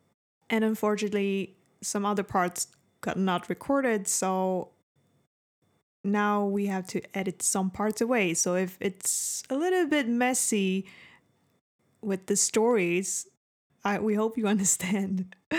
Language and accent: English; United States; I meant American, but I'm American